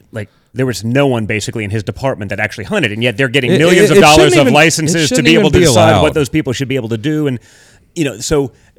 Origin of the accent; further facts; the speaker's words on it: Connecticut, United States; I'm from New England, right? So it's like, I grew up in Connecticut